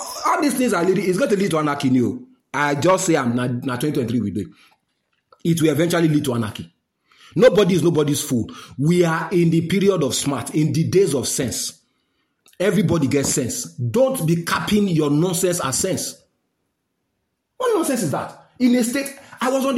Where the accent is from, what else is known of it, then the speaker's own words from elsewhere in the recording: Nigeria; I'm a Nigerian